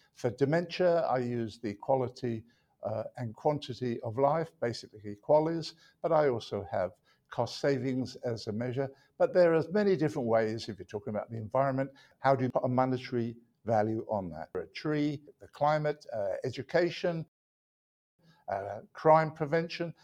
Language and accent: English; London, United Kingdom; moved away as an adult; also born or lived in Manchester; now in United States; I was born in London, England